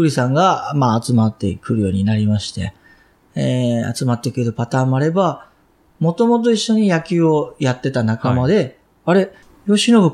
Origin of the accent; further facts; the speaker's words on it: Kansai, Japan; accent: Kansai-ben; first language Japanese; also born or lived in Vancouver, Canada; 日本語ですら、関西弁が僕は抜けないわけです。